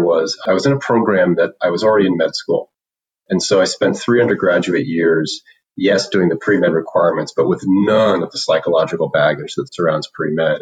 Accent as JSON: {"language": "English", "area": "commuter town to New York", "region": "East Coast", "country": "United States", "tie": "born or raised there", "also_born_or_lived": "Illinois", "moved": "as an adult", "said": "I grew up on the East Coast uh, in the tri state area, which meant uh, we lived in a commuter's town to New York."}